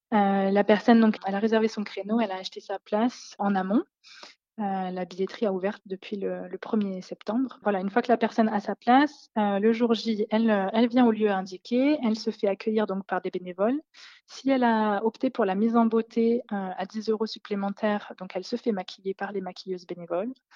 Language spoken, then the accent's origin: French; Lorraine, Grand Est, France; moved away as an adult; also born or lived in Lyon; now in Isère, France; je viens de Lorraine, mais j'habitais à Lyon depuis six ans et là, je viens de déménager dans l'Isère